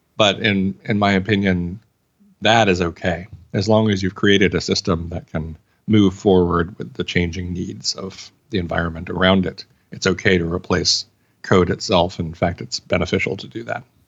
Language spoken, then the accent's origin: English; Arkansas, United States; I'm from Arkansas